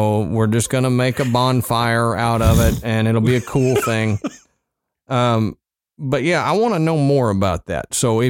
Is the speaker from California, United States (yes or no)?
no; West Virginia, United States; I'm sure you'll be disappointed that considering I'm from West Virginia, more didn't happen.